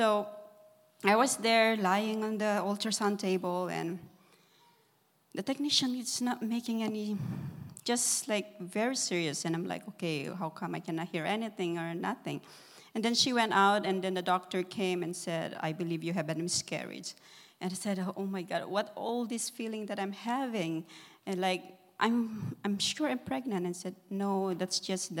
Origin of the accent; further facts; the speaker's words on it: Philippines; moved away; I am from the Philippines. We came over here. My sister sponsored us.